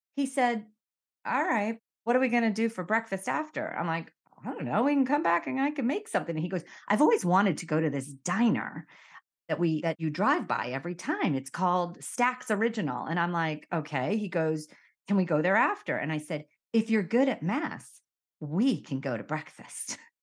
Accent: Miami, Florida, United States; moved away as an adult; also born or lived in Connecticut / New York / San Diego; I was born in Miami, I grew up in Miami

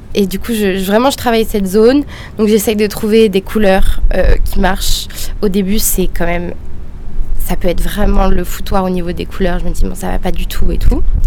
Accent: Marseille, Provence-Alpes-Côte d'Azur, France; moved away as an adult; now in Paris, France; je suis de Marseille à la base et euh, je suis partie à Paris

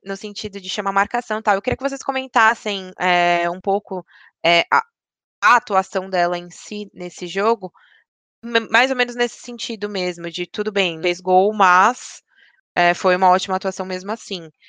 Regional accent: São Paulo, Brazil; eu sou de São Paulo, dois, eu moro bem perto do estádio mesmo

